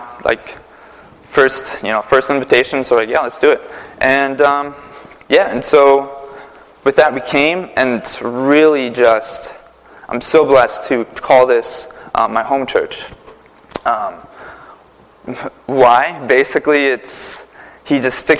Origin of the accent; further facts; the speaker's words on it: Prentice, Wisconsin, United States; moved away as an adult; also born or lived in New York City / Connecticut; now in Naugatuck, United States; I'm from Prentice, Wisconsin. It's a small town of 86 people